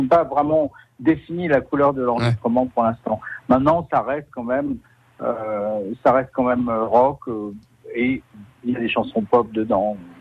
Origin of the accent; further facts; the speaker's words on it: Paris, Île-de-France, France; also born or lived in Troyes; je suis né à Paris